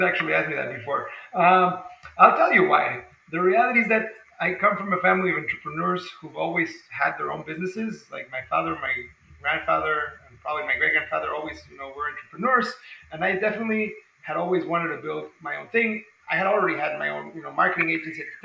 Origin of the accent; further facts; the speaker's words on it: Mexico City, Mexico; now in San Diego, United States; I'm from Mexico City myself.